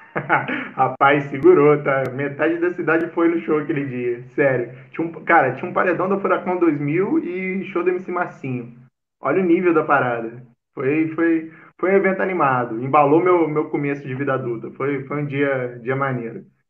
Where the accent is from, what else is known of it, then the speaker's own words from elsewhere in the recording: Cataguases, Minas Gerais, Brazil; moved away as an adult; Nascido e criado lá, 18 anos de Cataguases.